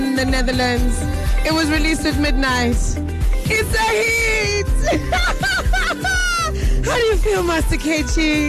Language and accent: English; Guinea; I know, I'm from Guinea, so sometimes you don't get the nice radio.